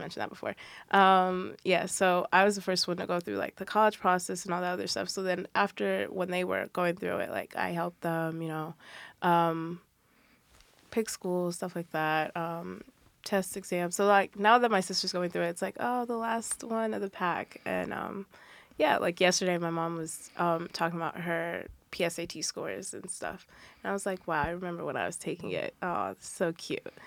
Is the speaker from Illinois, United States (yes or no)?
no; New Jersey, United States; I'm from New Jersey